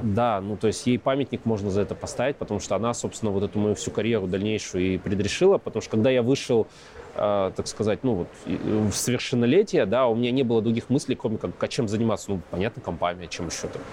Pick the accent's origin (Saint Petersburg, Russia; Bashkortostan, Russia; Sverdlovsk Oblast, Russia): Sverdlovsk Oblast, Russia; Yekaterinburg; also born or lived in Ozyorsk, Chelyabinsk Oblast; Родился в Екатеринбурге, потом жили в Озерске, это Челябинск 65, закрытый город. А, потом обратно в Екатеринбург вернулись.